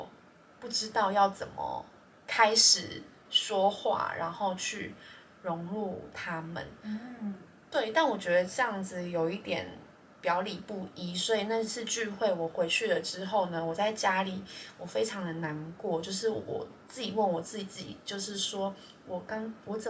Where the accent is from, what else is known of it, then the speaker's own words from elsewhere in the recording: Taiwan; 然后我台湾人，